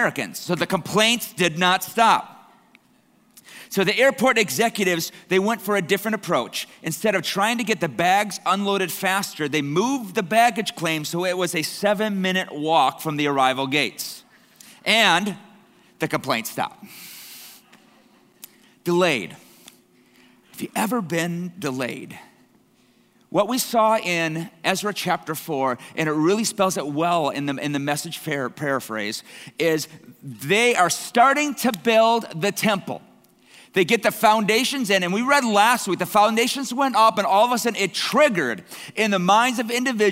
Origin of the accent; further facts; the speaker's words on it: Canada; I'm Canadian blood here